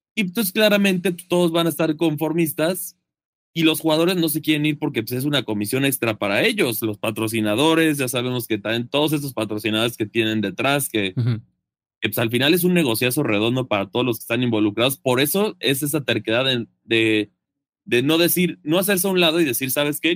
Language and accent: Spanish; Mexico; siendo mexicano